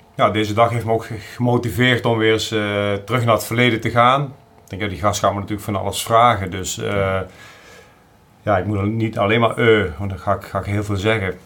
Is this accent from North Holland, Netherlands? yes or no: no; South Limburg, Netherlands; moved away as an adult; also born or lived in Drenthe; ik kom uit origineel uit hele Zuid-Limburg